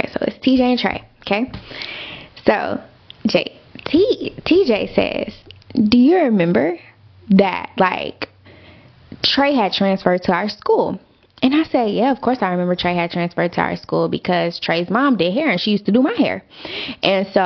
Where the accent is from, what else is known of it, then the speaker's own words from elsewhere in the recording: Austin, Texas, United States; moved away as an adult; now in Dallas, United States; I'm from Austin